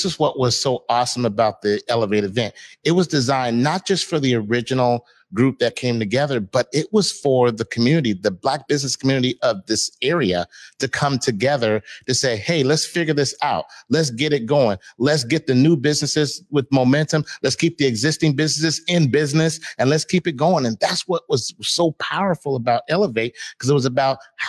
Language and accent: English; Seattle, Washington, United States; my hometown, the roots where I'm from, Seattle, Washington